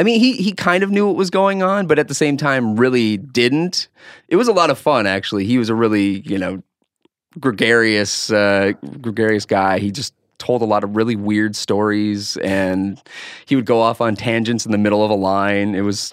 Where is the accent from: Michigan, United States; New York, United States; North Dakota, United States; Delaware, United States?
North Dakota, United States; Harwood; The situation was it's a little town right outside of Fargo, North Dakota, called Harwood.